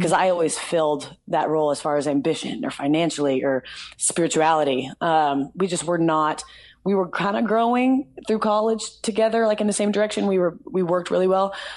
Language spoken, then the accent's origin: English; the South, United States; also born or lived in Nashville; I'm from the South